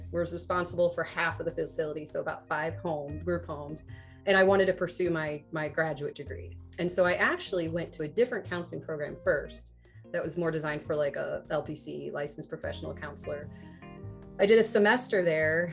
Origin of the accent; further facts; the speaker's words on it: St. Charles, Missouri, United States; I grew up in St. Charles